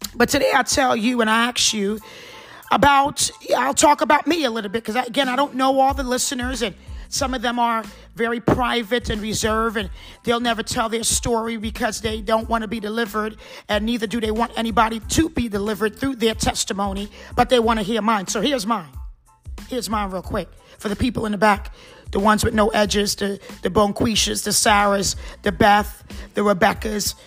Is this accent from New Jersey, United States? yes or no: yes; New Jersey, United States; also born or lived in Trinidad; spent most of my life in New Jersey